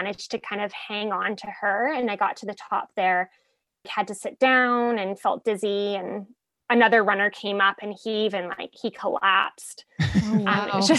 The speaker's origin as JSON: {"language": "English", "area": "Vancouver Island", "region": "British Columbia", "country": "Canada", "moved": "as an adult", "lives_now": "Vancouver, Canada", "said": "I'm from Vancouver Island"}